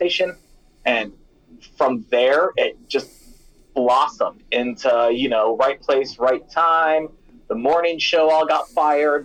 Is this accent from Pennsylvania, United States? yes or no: no; Iowa, United States; I'm from Iowa